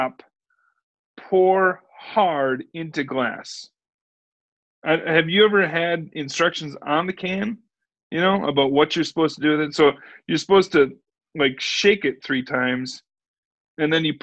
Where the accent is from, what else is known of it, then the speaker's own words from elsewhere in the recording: Wisconsin, United States; moved away as an adult; now in Norwalk, United States; I am a transplant from the state of Wisconsin, and you might catch that in the way that I pronounce my O's. right. I grew up in Wisconsin.